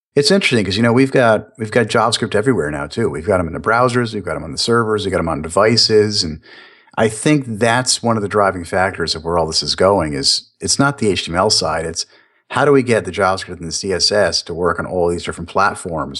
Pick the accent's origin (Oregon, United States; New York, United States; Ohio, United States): New York, United States; now in Florida, United States; I am Italian. I am from New York